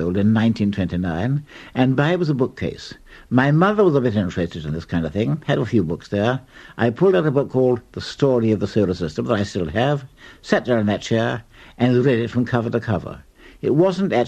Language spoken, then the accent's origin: English; Sussex, South East England, United Kingdom; also born or lived in Middlesex / Armagh; I'm not actually Sussex born. I was born in Middlesex, but apart from the first 6 months of my life and the war and Armagh, I've always lived in Sussex.